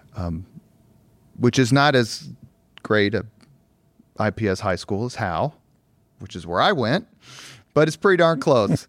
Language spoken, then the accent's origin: English; Indianapolis, Indiana, United States; growing up on the East Side